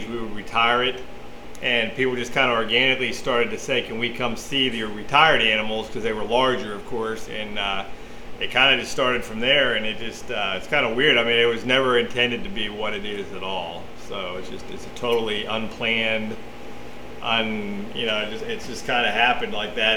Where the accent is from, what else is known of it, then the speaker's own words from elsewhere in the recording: Connellsville, Pennsylvania, United States; now in Texas, United States; I grew up in Connellsville, Pennsylvania.